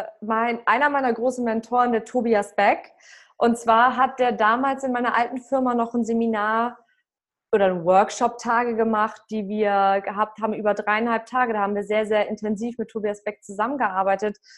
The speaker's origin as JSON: {"language": "German", "town": "Lübeck", "region": "Schleswig-Holstein", "country": "Germany", "also_born_or_lived": "Frankfurt", "moved": "as an adult", "said": "ich komme aus Travemünde"}